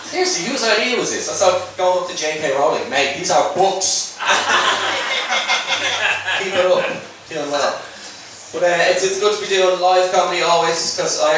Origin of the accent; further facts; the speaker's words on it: Dublin, Leinster, Ireland; moved away as an adult; now in London, United Kingdom; I moved over from Dublin to London like two years ago and honestly really love it. Like settled in really nicely, love the history, love the city. And it's as you can imagine coming from Ireland to England, there's been a huge cultural shocks.